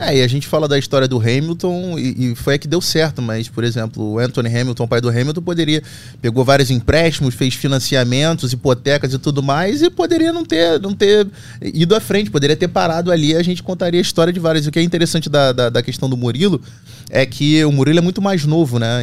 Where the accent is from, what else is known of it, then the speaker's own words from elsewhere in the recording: Rio de Janeiro, Brazil; vim de Bento Ribeiro subúrbio do Rio de Janeiro.